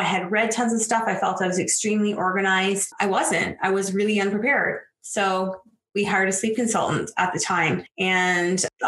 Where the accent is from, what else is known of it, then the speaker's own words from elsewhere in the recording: just outside of Toronto, Ontario, Canada; moved away as an adult; also born or lived in western Canada; I'm from Ontario, just outside of Toronto. I live here now. I was born and raised here.